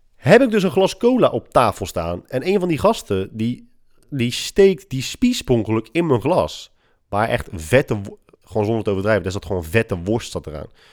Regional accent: Netherlands; wij als Hollanders

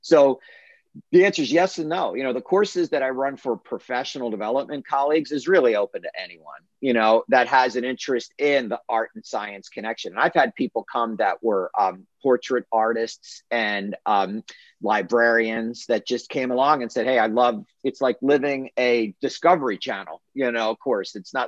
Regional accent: Philadelphia, Pennsylvania, United States; moved away; No, I am originally from Northeast Philadelphia.

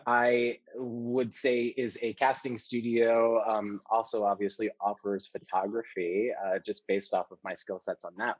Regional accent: New York City, New York, United States; I was born and raised in New York City.

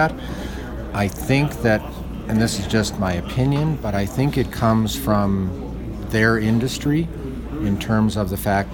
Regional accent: Chicago, Illinois, United States; now in Colorado, United States; I grew up in Chicago

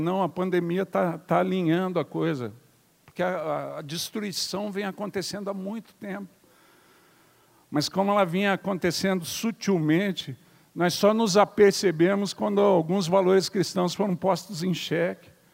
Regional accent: Curitiba, Paraná, Brazil; Eu sou curitibano.

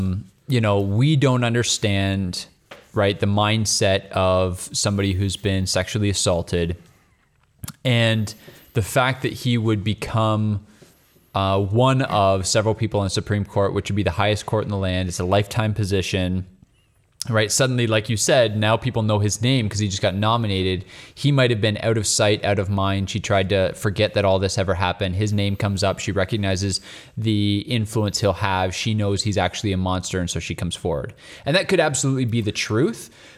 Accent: Canada; And we're Canadian.

